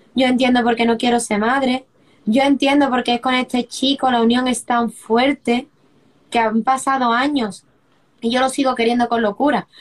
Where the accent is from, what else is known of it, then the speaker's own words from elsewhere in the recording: Seville, Andalusia, Spain; moved away as an adult; also born or lived in Brussels; yo soy de Sevilla, del sur de España, y me mudé hace unos años a, a Bruselas